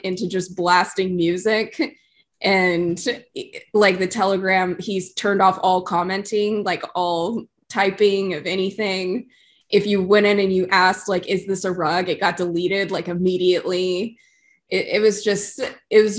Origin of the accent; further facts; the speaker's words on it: California, United States; I'm from California